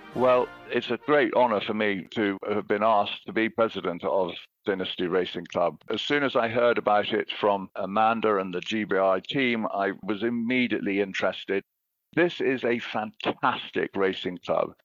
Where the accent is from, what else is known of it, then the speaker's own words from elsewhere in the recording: Highclere estate, South East England, United Kingdom; growing up on the Highclere estate